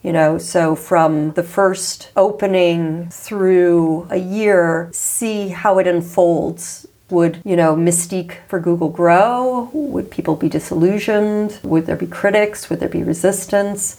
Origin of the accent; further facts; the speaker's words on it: United States; I come from the United States